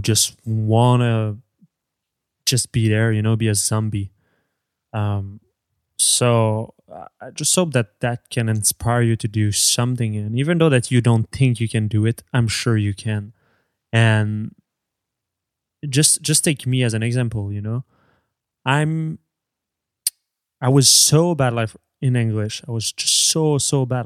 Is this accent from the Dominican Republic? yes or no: no; Canada; English is a second language; I have an accent and I will never lose it. And this is just my origin, you know? I'm French Canadian